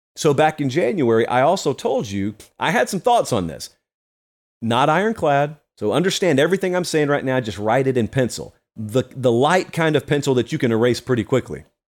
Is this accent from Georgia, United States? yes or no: yes; Georgia, United States; I'm from Georgia